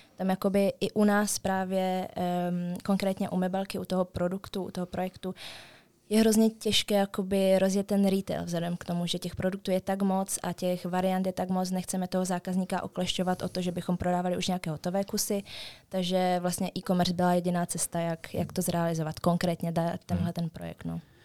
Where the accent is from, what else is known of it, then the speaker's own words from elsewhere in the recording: Český Těšín, Moravian-Silesian Region, Czechia; my jsme z Českého Těšína, takže vy, asi, asi 30 kilometrů do Stravy.